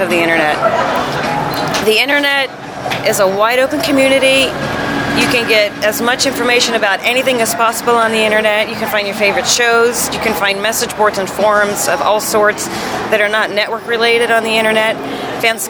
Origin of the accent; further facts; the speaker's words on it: Fort Lauderdale, Florida, United States; I'm from Fort Lauderdale, Florida